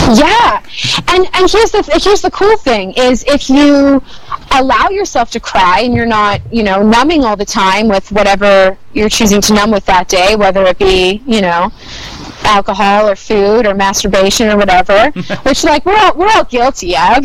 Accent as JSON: {"language": "English", "town": "Winnipeg", "region": "Manitoba", "country": "Canada", "moved": "as an adult", "lives_now": "Vancouver, Canada", "said": "I'm from Winnipeg"}